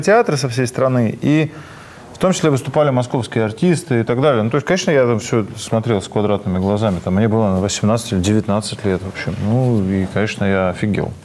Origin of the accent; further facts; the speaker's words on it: North Caucasus, Russia; я сам с Северного Кавказа